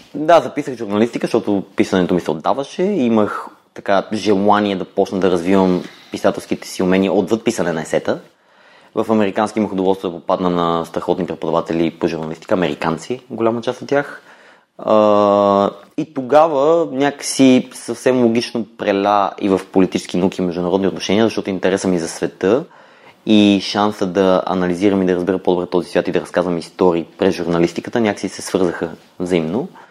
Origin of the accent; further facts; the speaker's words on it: Kyustendil, Kyustendil Province, Bulgaria; moved away as an adult; also born or lived in Blagoevgrad / London / Budapest; Родом съм от Кюстендил